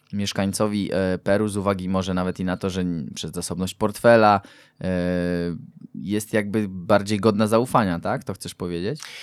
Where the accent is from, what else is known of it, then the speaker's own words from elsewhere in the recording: Poland; jestem z Polski